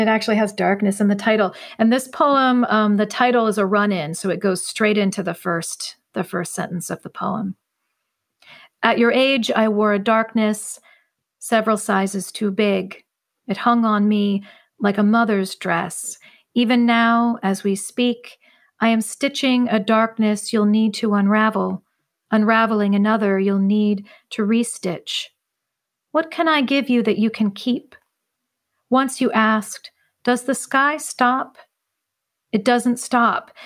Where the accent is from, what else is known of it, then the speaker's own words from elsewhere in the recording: central Ohio, United States; I still live in my hometown, more or less, and, and never really left